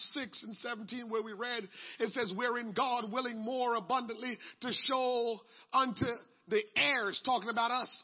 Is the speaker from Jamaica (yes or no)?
yes; Jamaica; moved away; growing up in Jamaica